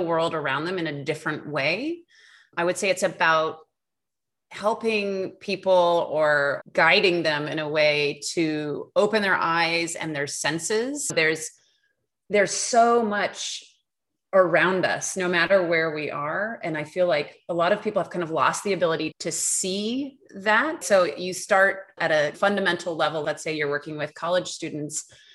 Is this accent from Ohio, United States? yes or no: no; New York, United States; also born or lived in Los Angeles / Portland / Beijing / Arizona; now in Amherst, United States; I'm from New York originally